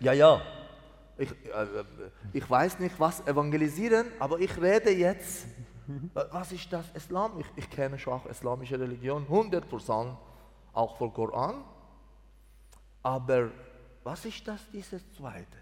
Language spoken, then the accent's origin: German; Mazandaran, Iran; German is a second language; moved away as an adult; also born or lived in Greece; now in Switzerland; 1972 in Iran geboren, eine, eine Dorf in Mazandaran.